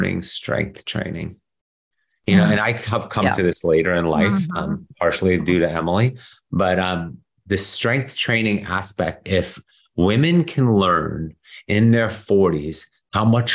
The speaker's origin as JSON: {"language": "English", "country": "Germany", "tie": "born or raised there", "moved": "yes", "said": "I grew up in Europe, especially Germany"}